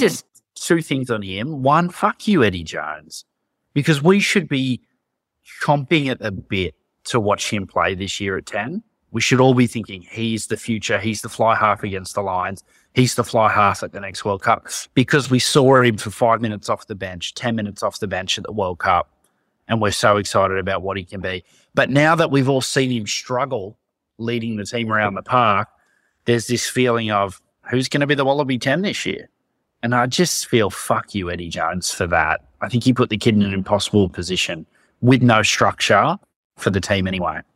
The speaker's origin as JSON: {"language": "English", "country": "Australia", "said": "being an Australian rugby fan"}